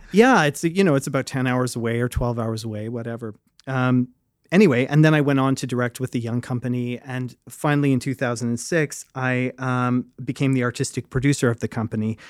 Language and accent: English; Fredericton, New Brunswick, Canada; I grew up in Fredericton, New Brunswick